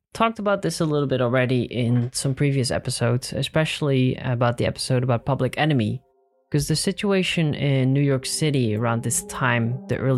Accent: Netherlands; in my home country, the Netherlands

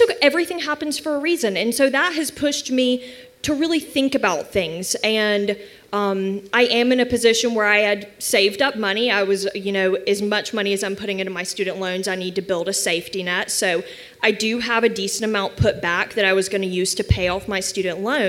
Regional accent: Auburn, Alabama, United States; moved away as an adult; now in Birmingham, United States; I am originally from Auburn, but I've been in Birmingham for about 6 years now.

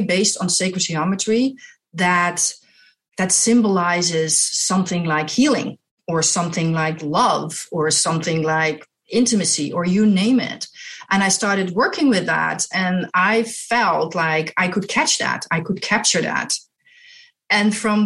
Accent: Netherlands; I'm from Holland, the Netherlands, in Europe. I was born there. I was raised there and I went to art school there

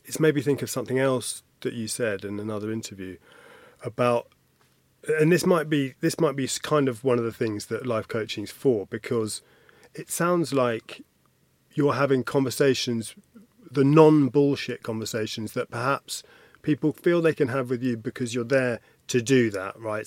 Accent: United Kingdom; I'm, I'm British

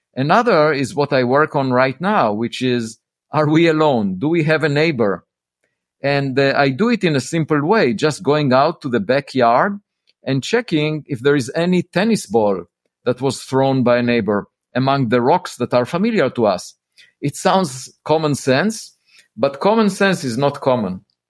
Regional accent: Israel; moved away as an adult; also born or lived in Princeton; I grew up in Israel

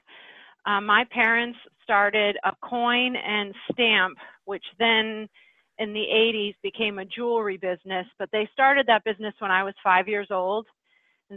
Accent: Midwest, United States; moved away as an adult; also born or lived in New England; I was from the Midwest

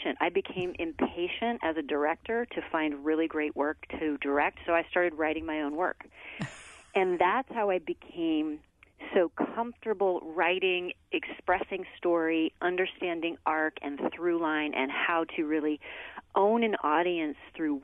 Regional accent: Missouri, United States; moved away as an adult; now in New York City, United States; I grew up dancing in Missouri

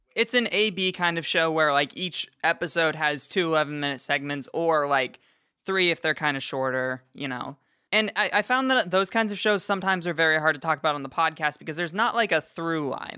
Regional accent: United States; I'm from Washington and we just blur all of our words

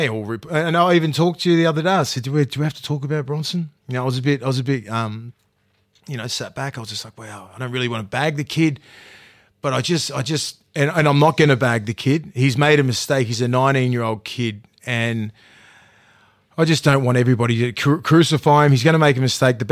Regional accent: Newcastle, New South Wales, Australia; also born or lived in New Zealand; I'm not from Sydney. I'm from Newcastle. I was born in New Zealand.

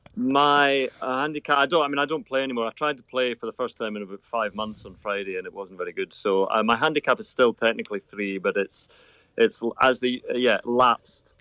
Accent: Irvine, Scotland, United Kingdom; I wasn't born in Troon. I was born in Irvine, about five miles away

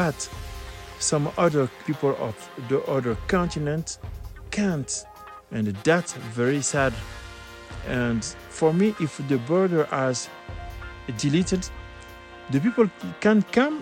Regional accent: Guinea; from Guinea-Conakry, West Africa

